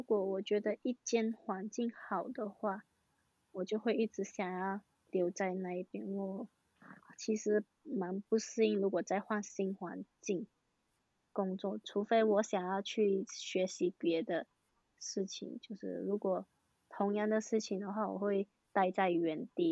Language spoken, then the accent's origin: Chinese; Malaysia; now in Taiwan; 我是马来西亚人，然后读环球科技大学，读幼保科系